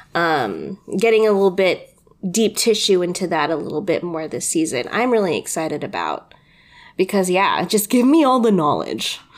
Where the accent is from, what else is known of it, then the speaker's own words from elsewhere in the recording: United States; just being fucking Filipino American